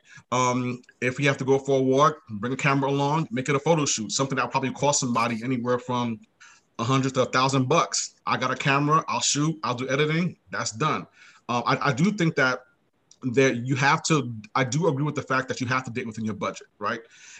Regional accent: New York City, New York, United States; now in Maryland, United States; I'm from Brooklyn originally, currently live in Maryland

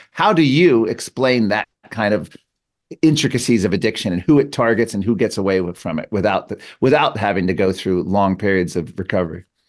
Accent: McLean, Virginia, United States; moved away; I grew up in Fairfax County. I'm, I'm a McLean

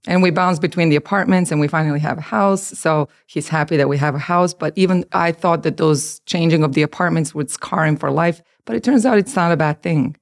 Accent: Belgrade, Serbia; moved away as an adult; also born or lived in Croatia / New Jersey; now in United States; I'm from Serbia. I was born and raised there. I came to the Americas when I was twenty.

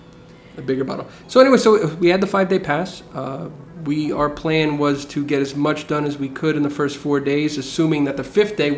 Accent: New Jersey, United States; Because I'm from Jersey.

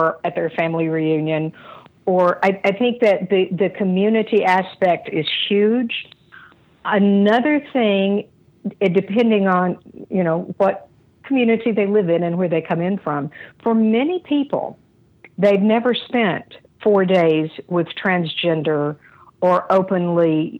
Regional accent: Asheville, North Carolina, United States; I grew up in Asheville, but I went to church in tiny Southern Baptist church at the age of 12

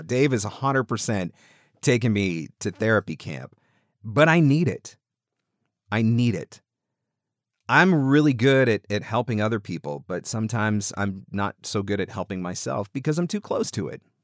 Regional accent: Canada; I'm Canadian.

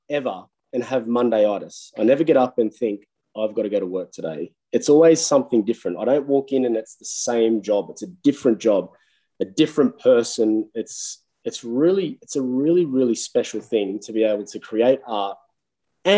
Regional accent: Bargo, New South Wales, Australia; I'm a kid from Bargo in New South Wales, like a little bum town

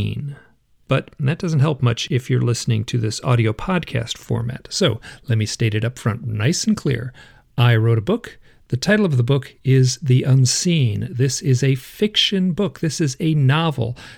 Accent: Michigan, United States; I am from Michigan. So I was born and raised in the Midwest.

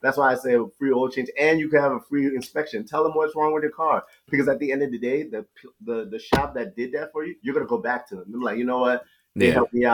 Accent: New York City, New York, United States; I grew up in Queens, New York

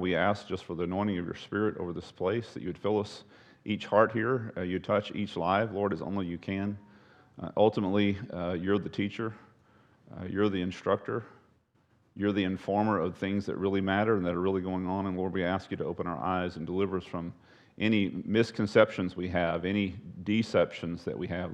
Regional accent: Texas, United States; I'm a Texan

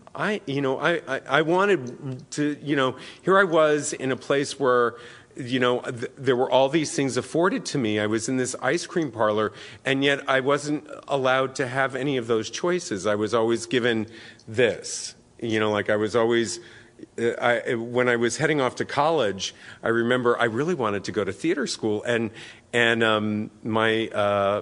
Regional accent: New York City, New York, United States; now in San Francisco, United States; I grew up in New York City first, and then the suburbs of New York in the 60s and the 70s

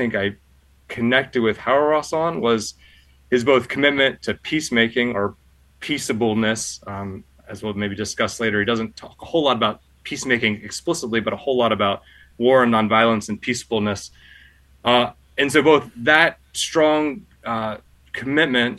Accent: Pennsylvania, United States; moved away as an adult; also born or lived in Baltimore / Germany / Chicago; now in Washington, D.C., United States; I grew up in the Church of the Brethren in Pennsylvania

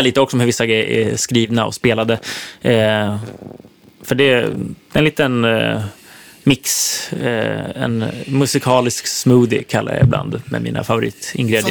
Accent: Sweden; moved away as an adult; also born or lived in Nashville, United States; här hemma i Sverige

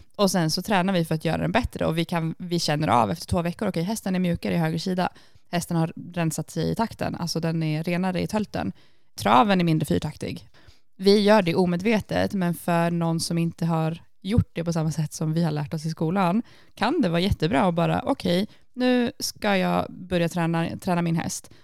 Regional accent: Sweden; now in Iceland; hemma i Sverige

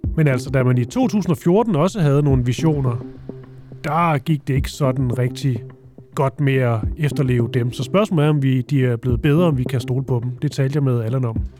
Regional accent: Funen, Southern Denmark, Denmark; Jeg er også fra Fyn

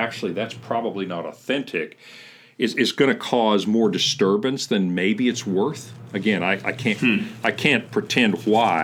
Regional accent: central Kentucky, United States; growing up in Kentucky, kind of the center of Kentucky

